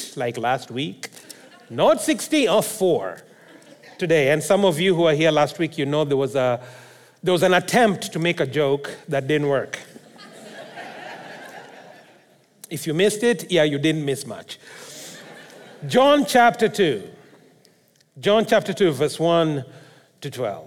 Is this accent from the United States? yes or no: no; Kenya; now in Abbotsford, Canada; I come from Kenya.